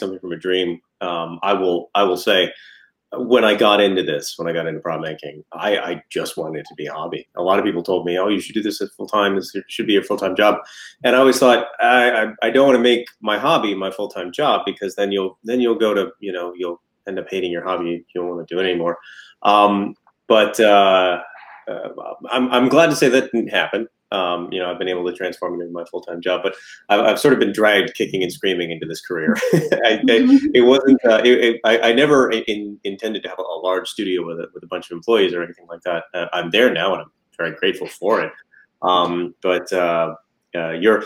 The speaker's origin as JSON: {"language": "English", "town": "Atlanta", "region": "Georgia", "country": "United States", "said": "we're from Atlanta"}